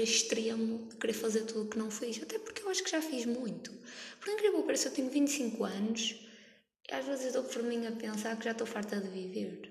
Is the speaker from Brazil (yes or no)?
no; Norte, Portugal; eu sou nortenha. Estou ali naquela fronteira entre Gaia, Porto, Santa Maria da Feira